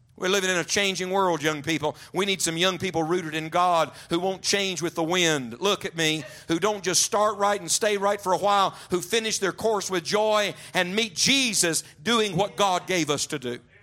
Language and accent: English; West Virginia, United States; I grew up in West Virginia.